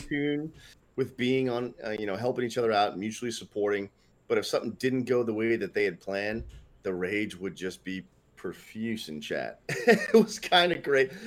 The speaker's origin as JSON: {"language": "English", "region": "Northeast United States", "country": "United States", "said": "I'm from the Northeast United States"}